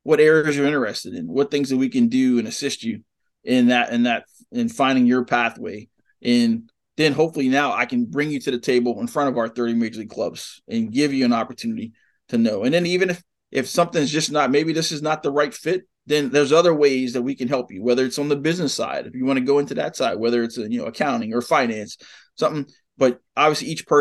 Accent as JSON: {"language": "English", "town": "Baltimore", "region": "Maryland", "country": "United States", "tie": "born or raised there", "moved": "yes", "said": "here was my hometown team"}